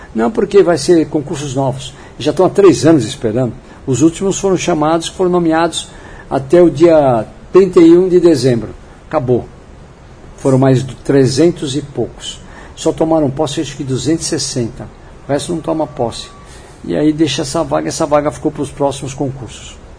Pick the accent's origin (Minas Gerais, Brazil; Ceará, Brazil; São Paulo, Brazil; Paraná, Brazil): São Paulo, Brazil; eu nasci no São Paulo, né, na capital. Minha, minha vida toda foi ali entre Genópolis